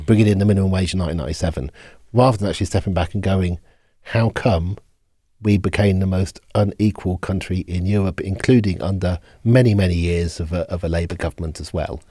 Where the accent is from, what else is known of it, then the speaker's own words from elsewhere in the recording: Oxford, South East England, United Kingdom; I grew up in Oxford